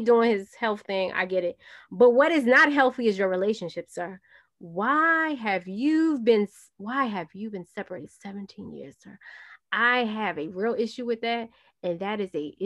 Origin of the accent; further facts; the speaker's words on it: New York City, New York, United States; I am from Brooklyn, New York